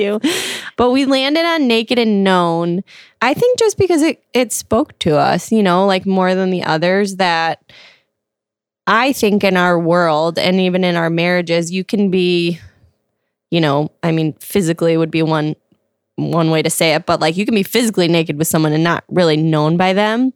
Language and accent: English; Glen Ellyn, Illinois, United States; now in Lombard, United States; I'm from the Midwest, Glen Ellen, Illinois, and I currently live in Lombard